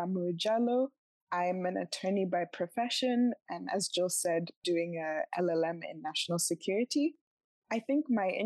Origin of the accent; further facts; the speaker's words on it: Botswana; I grew up in Botswana